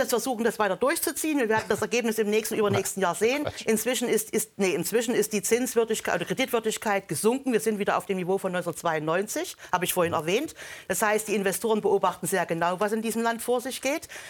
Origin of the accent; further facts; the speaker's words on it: East Germany, Germany; Ich komme aus der Planwirtschaft. Ich habe das noch als erwachsener Mensch erlebt